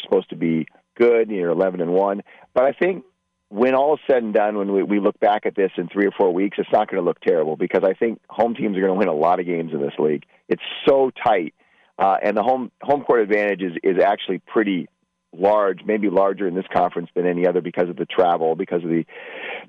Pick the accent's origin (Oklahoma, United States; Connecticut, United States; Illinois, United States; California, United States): California, United States; Bay Area; I grew up in the Bay Area